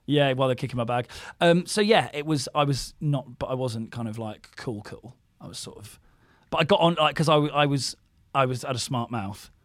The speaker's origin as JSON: {"language": "English", "town": "Didcot", "region": "South East England", "country": "United Kingdom", "tie": "born or raised there", "moved": "yes", "said": "I went to school in my hometown, did Carl, Saint Bryaness, my school was called"}